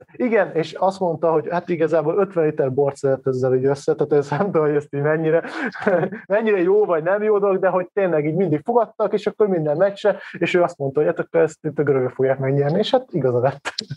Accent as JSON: {"language": "Hungarian", "town": "Hévíz", "region": "Zala", "country": "Hungary", "tie": "born or raised there", "said": "én kisvárosba származom, tehát Hévíz nem olyan nagy város, mindenki focizott."}